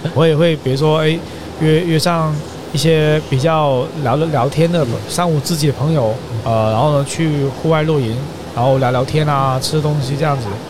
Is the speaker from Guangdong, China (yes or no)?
yes; Guangdong, China; 其实我们华南这边就是广东这边